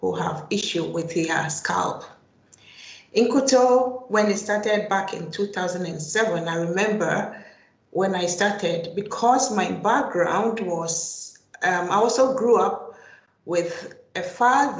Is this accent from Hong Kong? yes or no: no; Ghana; moved away as an adult; now in Finland; I'm originally from Ghana and I moved to Finland in 2005.